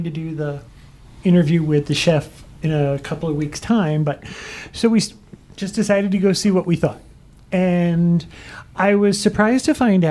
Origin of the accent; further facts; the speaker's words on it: Northeast, United States; moved away; I grew up in the Northeast